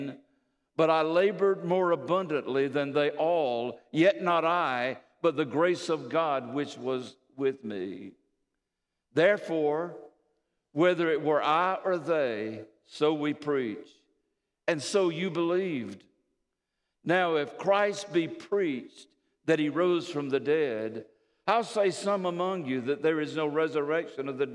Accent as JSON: {"language": "English", "country": "United States", "said": "we're Americans"}